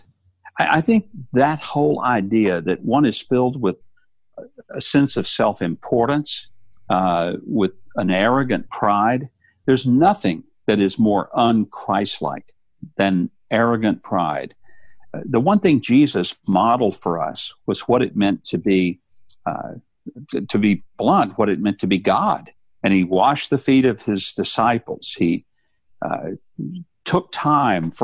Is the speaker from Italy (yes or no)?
no; South Arkansas, United States; I grew up dirt poor in South Arkansas